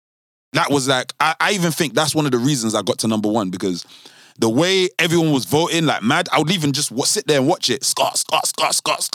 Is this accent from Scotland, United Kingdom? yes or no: no; London, United Kingdom; We're from South London.